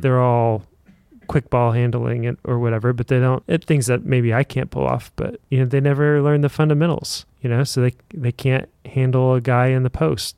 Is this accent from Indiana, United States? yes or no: yes; Indiana, United States; I'm from Indiana, and that means that I grew up playing basketball every day